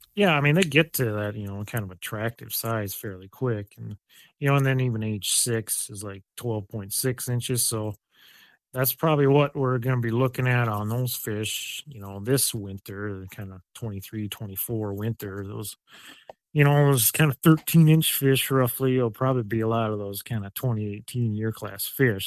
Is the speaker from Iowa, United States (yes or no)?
yes; Mason City, Iowa, United States; I grew up on a farm in, like, north central Iowa by kinda Mason City area